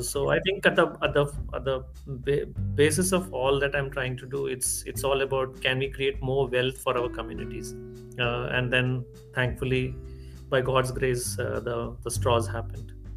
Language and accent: English; Maharashtra, India; moved away as an adult; also born or lived in Nagpur; now in Bangalore, India; I was born and brought up in Maharashtra all my life